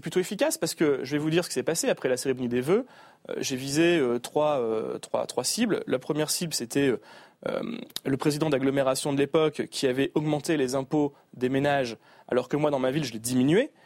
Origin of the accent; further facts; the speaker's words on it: Marck, Hauts-de-France, France; also born or lived in Paris; c'est ma ville natale, c'est là où j'ai grandi